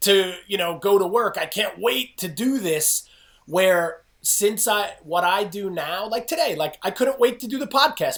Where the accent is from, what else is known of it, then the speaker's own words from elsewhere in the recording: New Jersey, United States; I grew up in New Jersey